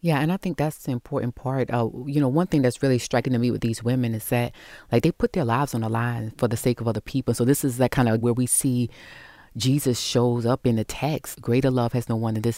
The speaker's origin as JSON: {"language": "English", "region": "the South", "country": "United States", "tie": "born or raised there", "said": "I was raised in the South"}